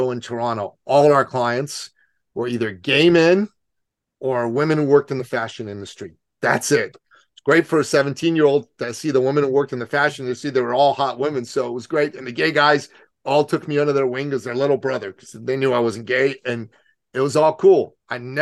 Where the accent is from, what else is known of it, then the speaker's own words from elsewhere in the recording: Iran; now in Canada; I'm from Iran